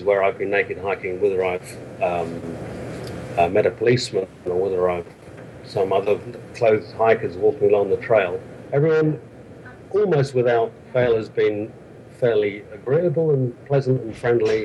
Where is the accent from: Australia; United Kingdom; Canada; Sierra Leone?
United Kingdom; London; moved away as an adult; now in Bavaria, Germany; I'm from London originally, and I moved over to Bavaria in Germany some 15 years ago